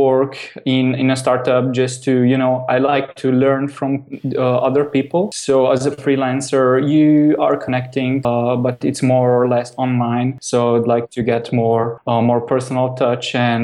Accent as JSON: {"language": "English", "country": "Slovenia", "said": "I'm coming from Slovenia"}